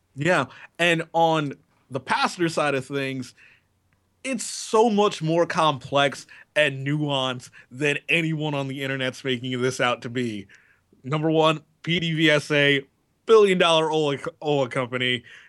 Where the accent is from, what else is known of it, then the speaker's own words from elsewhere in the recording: United States; being an American